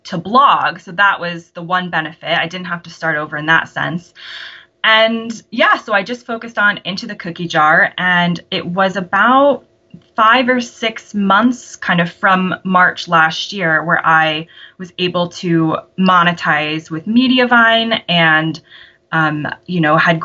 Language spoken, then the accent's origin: English; United States; moved away as an adult; now in United Kingdom; I live here now with my British husband, but am American, if your audience can't tell by my accent